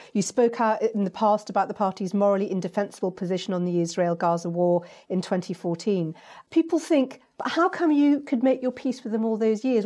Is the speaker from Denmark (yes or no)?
no; United Kingdom; I'm a British Asian